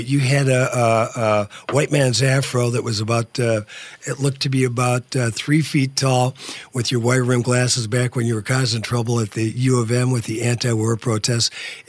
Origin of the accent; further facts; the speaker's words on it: Virginia, Minnesota, United States; I went to Mesabi State Junior College in my hometown of Virginia, Minnesota